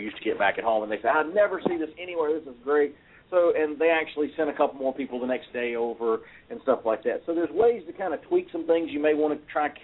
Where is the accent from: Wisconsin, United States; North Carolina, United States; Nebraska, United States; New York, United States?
North Carolina, United States; I'm from North Carolina in the South